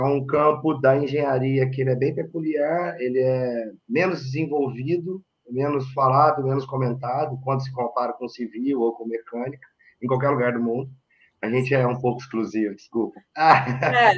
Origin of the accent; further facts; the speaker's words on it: Varginha, Minas Gerais, Brazil; moved away as an adult; now in Ireland; eu sou um mineiro de Varginha, no sul de Minas Gerais